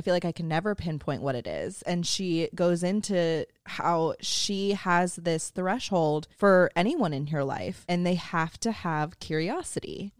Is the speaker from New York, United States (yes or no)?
no; San Francisco Bay Area, California, United States; growing up in San Francisco Bay Area